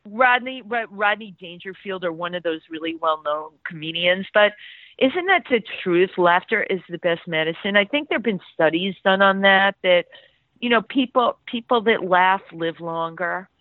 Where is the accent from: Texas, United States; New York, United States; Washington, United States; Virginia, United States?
New York, United States; New York City; I grew up in the Bronx